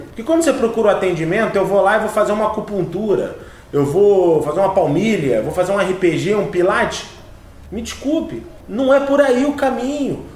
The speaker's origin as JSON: {"language": "Portuguese", "town": "Teresópolis", "region": "Rio de Janeiro", "country": "Brazil"}